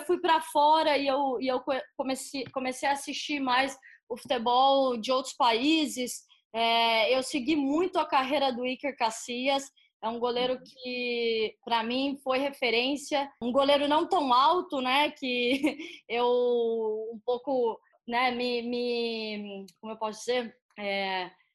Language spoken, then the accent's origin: Portuguese; Campinas, São Paulo, Brazil; moved away as an adult; also born or lived in Aguaí / United States; Eu sou de uma cidade pequena, né, do interior de São Paulo, Aguaí. É, cresci em Campinas, mas sou de Aguaí.